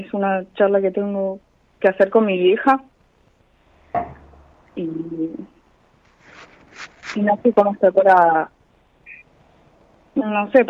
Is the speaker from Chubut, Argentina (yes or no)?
yes; Trelew, Chubut, Argentina; Mm, de Trelew.